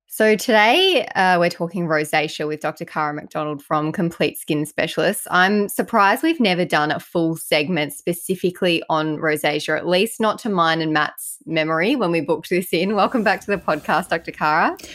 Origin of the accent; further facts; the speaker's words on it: Ireland; I'm Irish